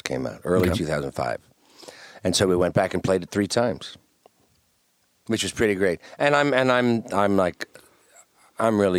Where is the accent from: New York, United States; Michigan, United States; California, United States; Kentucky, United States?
New York, United States; Westchester; moved away as an adult; now in Los Angeles, United States; I grew up in Westchester